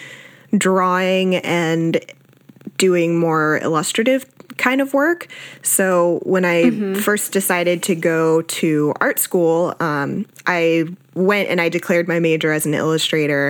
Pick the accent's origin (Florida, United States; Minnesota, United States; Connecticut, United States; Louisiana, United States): Florida, United States; South; also born or lived in Austin, Texas; I was born in Austin, Texas, grew up in South Florida